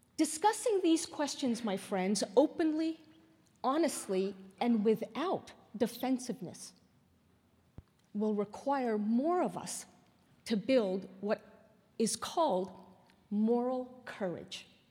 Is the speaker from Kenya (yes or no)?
no; Canada; now in United States; I'm still Canadian